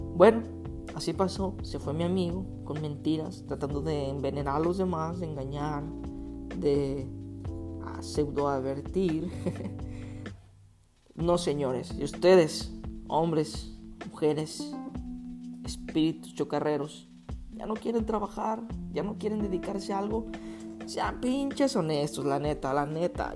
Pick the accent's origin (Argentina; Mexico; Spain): Mexico; Guadalajara, Jalisco; En México decimos, en Guadalajara decimos chido